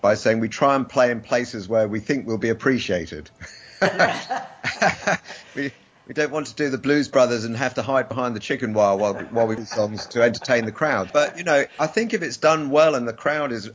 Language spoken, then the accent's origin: English; London, United Kingdom; moved away; I'm a Londoner